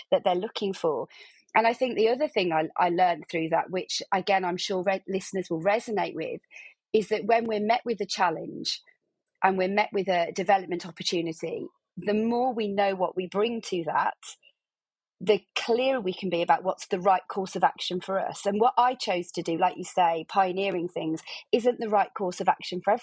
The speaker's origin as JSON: {"language": "English", "town": "Birmingham", "region": "West Midlands", "country": "United Kingdom", "said": "I'm from Birmingham, I'm sure your guests can hear"}